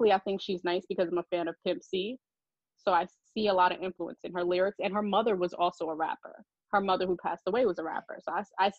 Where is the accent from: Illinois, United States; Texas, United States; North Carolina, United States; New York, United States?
New York, United States; as a New Yorker